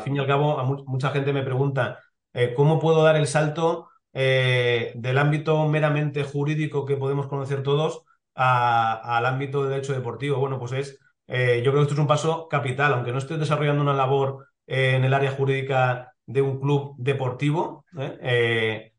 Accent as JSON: {"language": "Spanish", "town": "Elche", "region": "Valencian Community", "country": "Spain", "said": "soy de Elche"}